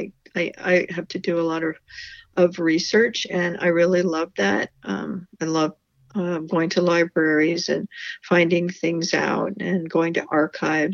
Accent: Pittsburgh, Pennsylvania, United States; moved away as an adult; also born or lived in Cleveland, Ohio; now in West Coast, United States; I grew up in Pittsburgh

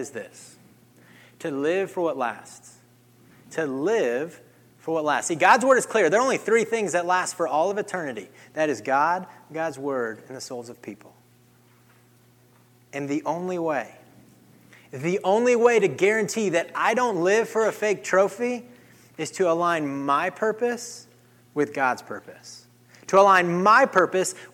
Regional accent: Kansas, United States; growing up in Kansas, I grew up on a cattle ranch

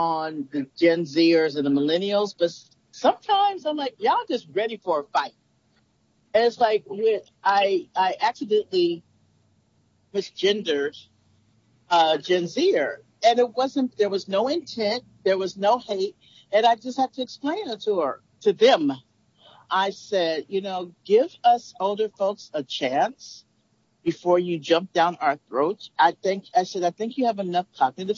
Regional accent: California, United States; I'm from California

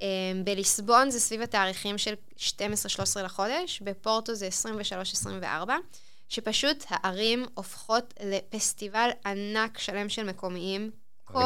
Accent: Israel; אנחנו ישראלים

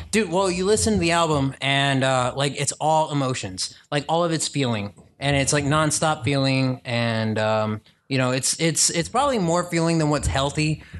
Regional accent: Houston, Texas, United States; I come from Houston, Texas

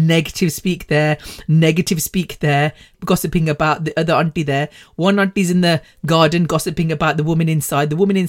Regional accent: United Kingdom; born there; But I think being British born, having the British culture instilled in us, but then being able to participate and understand the Indian culture is amazing.

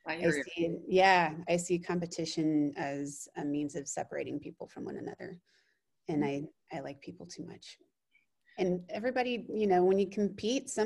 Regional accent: Austin, Texas, United States; moved away as an adult; I grew up in Austin, Texas, and lived there until I was 18

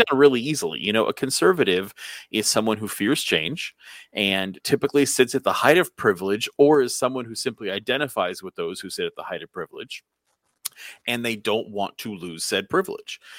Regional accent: United States; as an American

